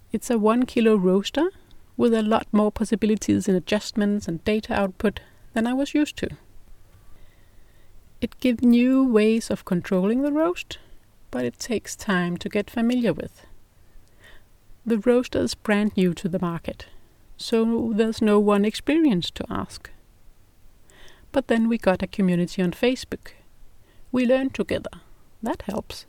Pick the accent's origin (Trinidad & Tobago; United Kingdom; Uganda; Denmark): Denmark; English is a second language; If you're wondering about my English accent, it's because I'm not native English. I'm Danish